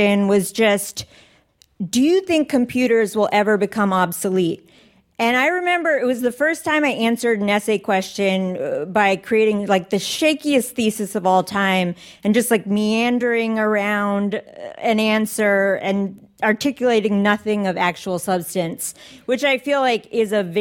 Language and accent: English; Northern Virginia, United States; I grew up in Northern Virginia